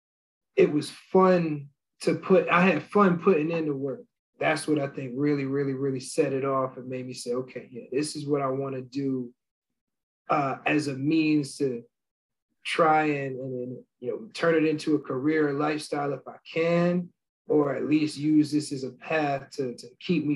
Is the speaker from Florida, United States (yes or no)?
no; New Jersey, United States; growing up in New Jersey, I was a big Yankee fan